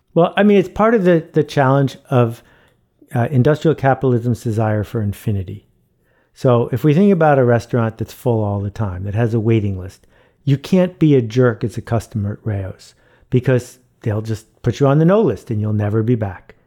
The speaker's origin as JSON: {"language": "English", "town": "Buffalo", "region": "New York", "country": "United States", "tie": "born or raised there", "said": "I grew up in Buffalo, New York"}